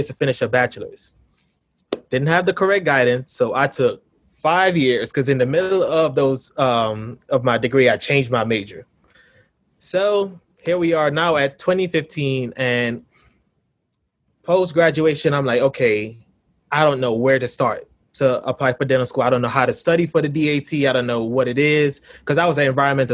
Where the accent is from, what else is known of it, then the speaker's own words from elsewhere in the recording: Grenada; moved away as an adult; now in Brooklyn, United States; I'm from Brooklyn, New York, but by way of Grenada in the Caribbean. So I moved to Grenada when I was 7. And, you know, I lived most of my life there